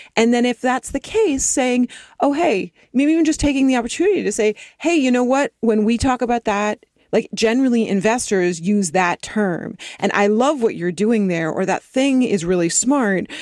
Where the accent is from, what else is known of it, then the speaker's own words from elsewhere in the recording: East Coast, United States; now in Los Angeles, United States; I grew up on the East Coast and then my family moved out to the West Coast and I moved down to L